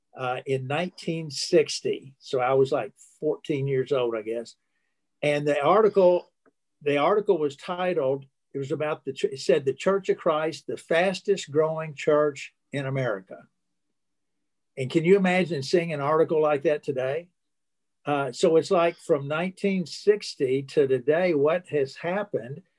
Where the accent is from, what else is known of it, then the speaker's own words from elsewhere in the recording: Alton, Illinois, United States; I was born in Illinois, in Alton, Illinois, not too far from St. Louis